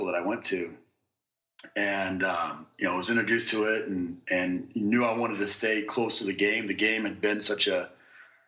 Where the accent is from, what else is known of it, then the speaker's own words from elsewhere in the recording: Kansas City, United States; I grew up in Kansas City